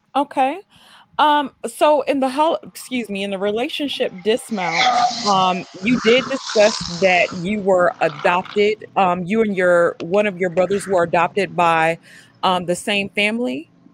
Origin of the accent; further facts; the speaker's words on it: Mississippi, United States; moved away; also born or lived in New York City; I'm originally from Mississippi, and then I moved to New York City